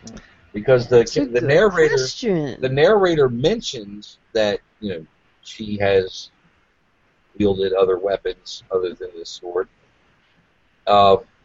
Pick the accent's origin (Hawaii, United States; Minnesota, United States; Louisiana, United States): Louisiana, United States; accent: Cajun; I'm from Louisiana